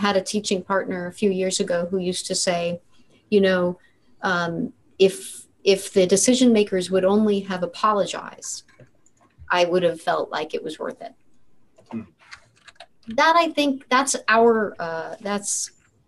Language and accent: English; United States; I feel as an American